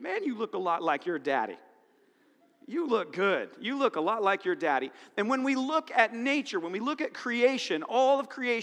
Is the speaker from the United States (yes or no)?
yes; Cedarville, United States; I'm from Cedarville